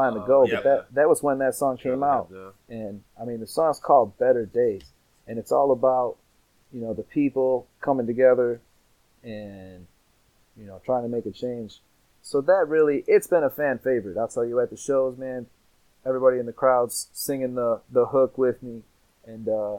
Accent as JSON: {"language": "English", "town": "Mount Clemens", "region": "Michigan", "country": "United States", "tie": "born or raised there", "said": "Mount Clemens is my hometown"}